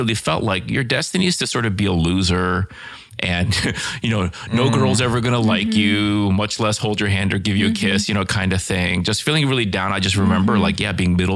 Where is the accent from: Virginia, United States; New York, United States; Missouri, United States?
Virginia, United States; Northern; born or raised there